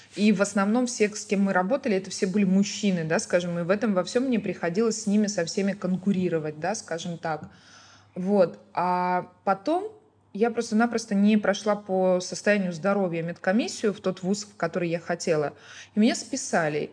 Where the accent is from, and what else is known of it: Ukraine; moved away as an adult; now in Baku, Azerbaijan